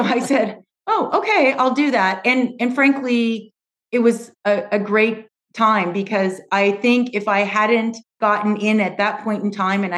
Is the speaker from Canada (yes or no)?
yes; Edmonton, Alberta, Canada; accent: Canadian; I was born and raised in Canada, in Edmonton, Alberta. And some people know that, but not too many because I've adapted my accent. I no longer have my Canadian accent